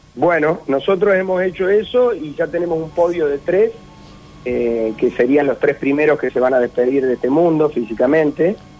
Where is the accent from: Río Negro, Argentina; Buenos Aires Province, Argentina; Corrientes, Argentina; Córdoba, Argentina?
Córdoba, Argentina